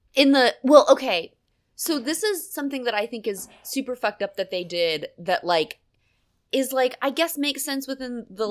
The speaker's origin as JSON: {"language": "English", "region": "Pennsylvania", "country": "United States", "tie": "born or raised there", "said": "I grew up in God's country. You know, Pennsylvania is like a big dairy state"}